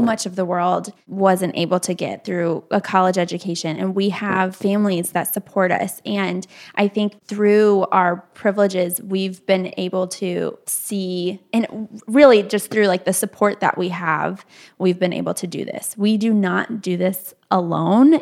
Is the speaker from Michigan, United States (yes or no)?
yes; Kalamazoo, Michigan, United States; moved away as an adult; now in Nashville, United States; We grew up in the Kalamazoo area